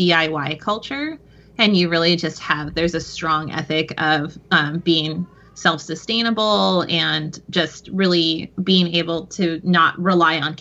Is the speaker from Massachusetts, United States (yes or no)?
no; San Francisco, California, United States; I grew up in San Francisco in the mid to late 90s